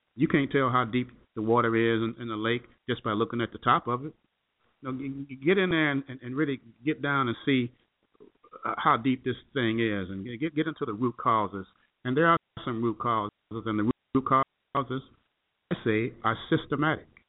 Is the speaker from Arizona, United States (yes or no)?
no; Chicago, Illinois, United States; moved away; back home to Chicago, my hometown